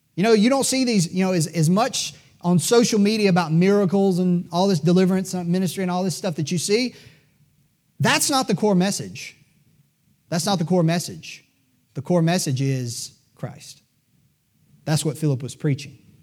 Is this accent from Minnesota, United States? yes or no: no; Greenville, South Carolina, United States; I was born in Greenville, South Carolina